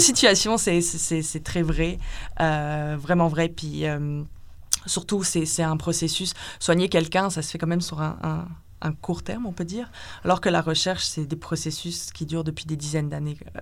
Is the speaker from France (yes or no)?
yes; France; moved away as an adult; also born or lived in Lille, France; now in Montreal, Canada; je viens de France, où j'ai fait ma licence en biologie cellulaire et physiologie, donc à Lille